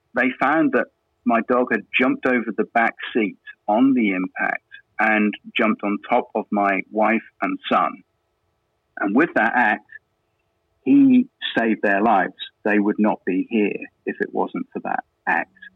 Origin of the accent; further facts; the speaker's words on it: England, United Kingdom; moved away as an adult; also born or lived in Dominican Republic; now in Quebec, Canada; I'm from England, UK